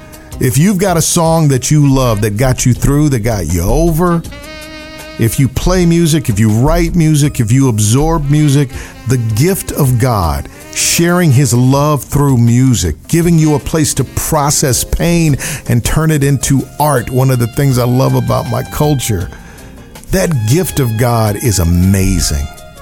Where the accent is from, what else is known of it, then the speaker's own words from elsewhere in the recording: Milwaukee, Wisconsin, United States; When I was growing up in Milwaukee, Wisconsin